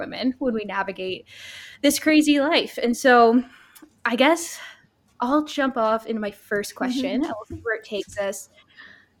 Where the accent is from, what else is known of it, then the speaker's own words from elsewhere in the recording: California, United States; moved away as an adult; now in Canada; I made a big move a couple years ago from my hometown in California to Canada.